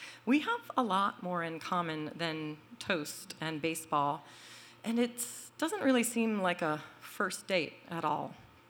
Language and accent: English; Boston, Massachusetts, United States; moved away as an adult; now in Brooklyn, United States; I am from Boston